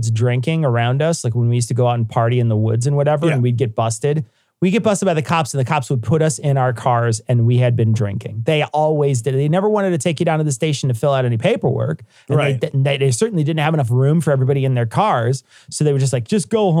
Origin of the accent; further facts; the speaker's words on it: United States; I'm American.